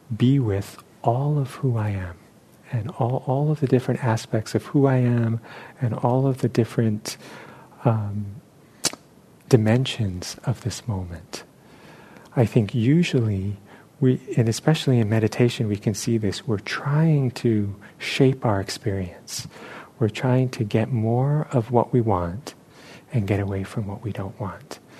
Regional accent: New York City, New York, United States; moved away; where I grew up in New York City

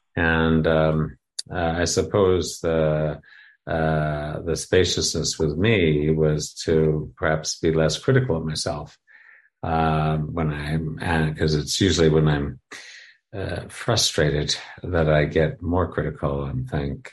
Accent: Canada; moved away; I come from Canada

